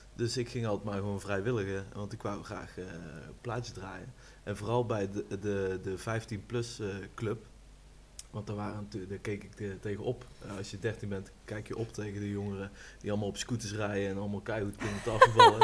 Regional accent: Rosmalen, North Brabant, Netherlands; kom uit Rosmalen

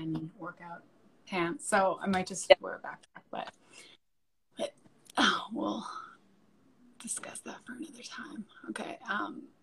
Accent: New York, United States; moved away; I'm from New York

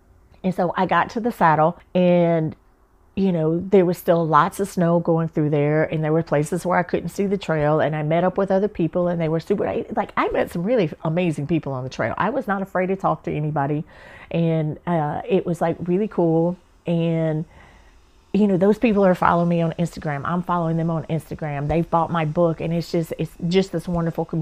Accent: the South, United States; moved away as an adult; also born or lived in Atlanta; now in San Diego, United States; I'm from the South

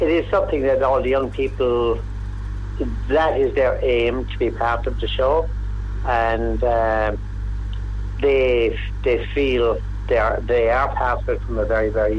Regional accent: Ballyduff, County Waterford, Ireland; I'm from Ballyduff, County Waterford

